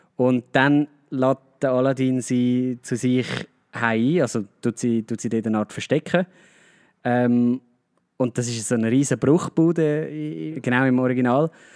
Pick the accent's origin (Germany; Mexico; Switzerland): Switzerland; Also bei uns in der Schweiz